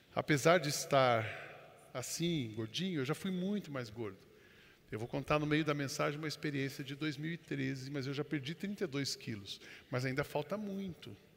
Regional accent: São José dos Campos, São Paulo, Brazil; Eu fui criado em São José dos Campos e os meus pais são da roça

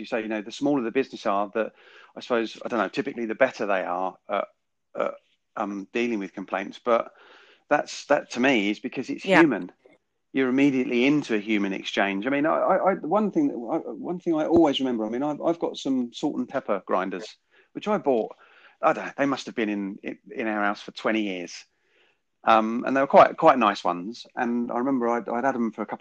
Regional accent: United Kingdom; we as British people

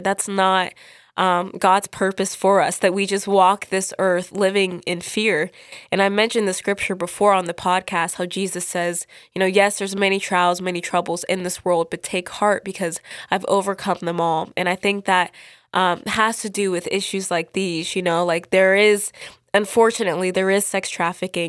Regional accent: United States; I'm from America

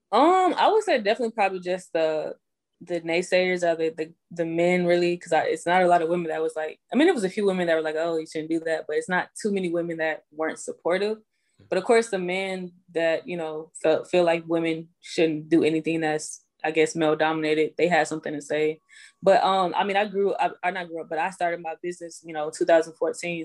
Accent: Houston, Texas, United States; moved away as an adult; also born or lived in Greenville, South Carolina; now in Atlanta, United States; I was born in Greenville, South Carolina, um, raised in Houston

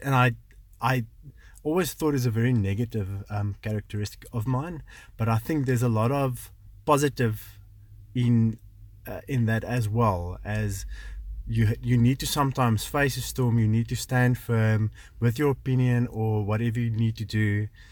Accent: South Africa; also born or lived in Potchefstroom; I grew up in the Kalahari, um, studied in Poch

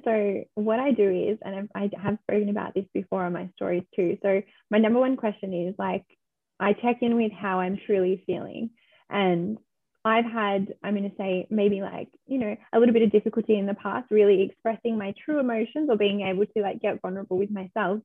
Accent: Victoria, Australia; also born or lived in Melbourne; I am from Victoria. I am in Melbourne

